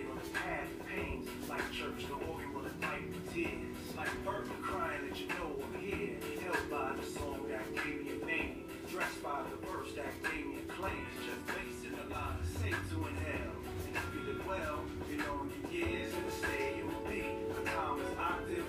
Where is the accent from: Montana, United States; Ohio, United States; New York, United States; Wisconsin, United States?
Ohio, United States; Cleveland; in my hometown in Ohio, Cleveland especially, the skies are gray quite a bit